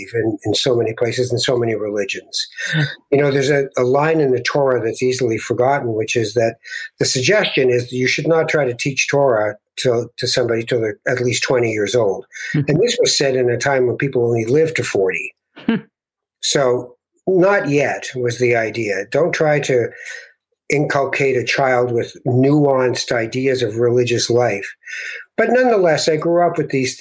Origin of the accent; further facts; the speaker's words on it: Toronto, Ontario, Canada; also born or lived in Tangier, Morocco; I was born in Morocco. When we came to Canada in the late 50s, as I grew up eventually after about 7 or 8 years of moving around, all the way from Kensington Market and Regent Park up to the last street in Toronto